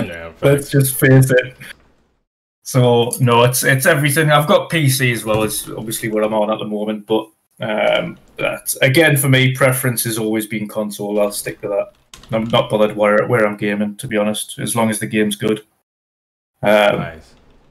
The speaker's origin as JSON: {"language": "English", "region": "North East England", "country": "United Kingdom", "accent": "Geordie", "said": "I am from the Northeast."}